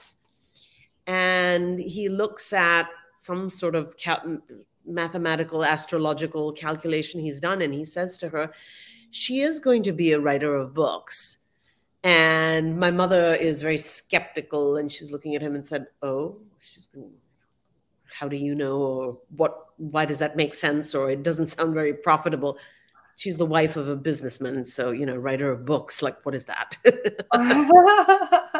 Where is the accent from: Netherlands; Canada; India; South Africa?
India; Mumbai, Maharashtra; moved away as an adult; now in United States; I grew up in Mumbai and I left as a young adult to come to the US